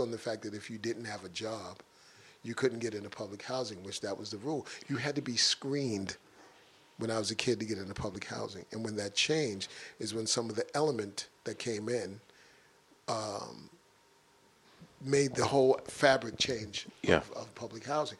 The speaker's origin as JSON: {"language": "English", "town": "New York City", "region": "New York", "country": "United States", "tie": "born or raised there", "said": "when I grew up in Bronx River houses, it was a mosaic of cultures"}